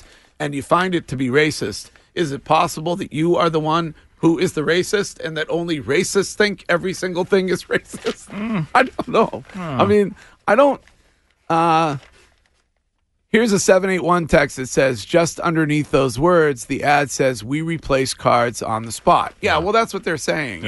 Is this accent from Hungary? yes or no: no; Nashoba Regional High School area, Massachusetts, United States; when I was at Neshoba Regional High School. I believe I was a senior